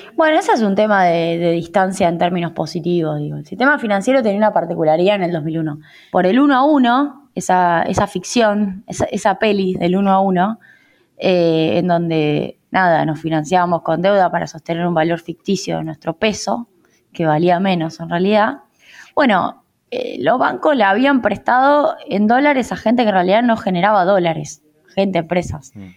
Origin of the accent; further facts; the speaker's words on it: Rosario, Santa Fe, Argentina; moved away as an adult; now in Buenos Aires, Argentina; terminé viniendo a Buenos Aires, como Rosarina recién llegada, con 22 años